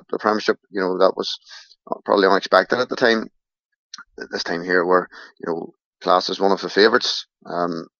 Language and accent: English; Newry, Northern Ireland, United Kingdom; I'm from Newry